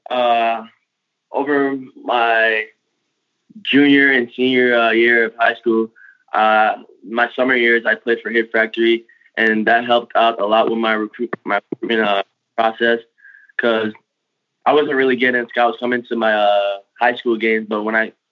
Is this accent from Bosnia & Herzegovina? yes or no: no; U.S. Virgin Islands; also born or lived in Tampa, United States; I'm I'm originally from like the Virgin Islands. I was born and raised in the Virgin Islands where we don't see snow, just sand. And and also in Tampa